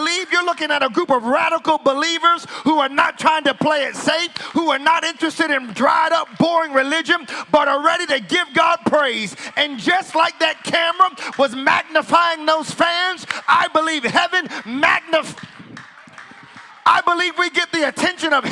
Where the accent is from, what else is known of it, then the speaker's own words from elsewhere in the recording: United States; moved away; I'm from the States